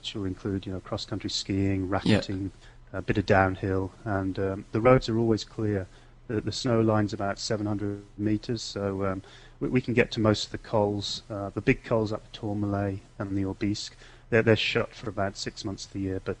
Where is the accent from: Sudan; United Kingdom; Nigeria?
United Kingdom; England; also born or lived in Australia / Netherlands; Originally from England. Not lived there for a while. Went across to Holland. I'm brought up in Australia, but came back to England when I was about 11.